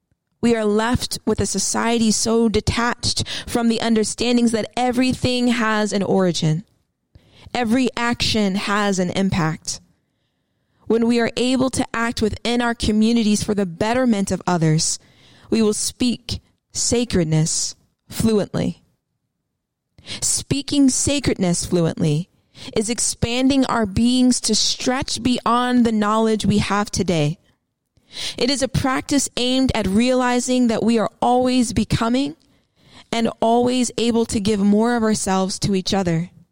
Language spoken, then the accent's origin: English; Hawaii, United States; You see, I am Hawaiian, and I too understand the pull and ache one feels to protect the sacred, to protect life, to protect our ancestors and our descendants.